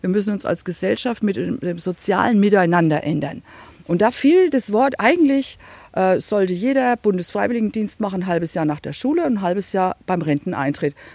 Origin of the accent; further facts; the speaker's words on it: Bavaria, Germany; Also ich komme aus Franken, ne, da lege ich mehr Wert drauf. Ich bin kein Bayer, ich bin ein Franke.